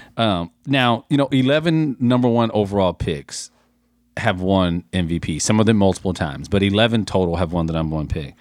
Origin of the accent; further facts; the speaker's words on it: San Antonio, Texas, United States; I grew up in San Antonio